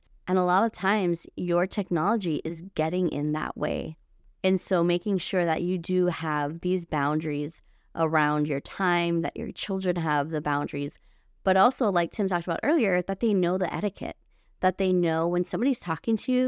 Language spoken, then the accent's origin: English; Hawaii, United States; moved away; I was born and raised in Hawaii and all of my family is still there